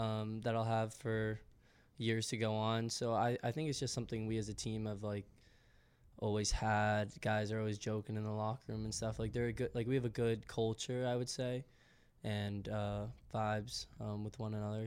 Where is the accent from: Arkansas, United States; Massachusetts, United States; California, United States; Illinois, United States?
Massachusetts, United States; Westwood; moved away as an adult; now in Philadelphia, United States; I'm from Westwood, Massachusetts.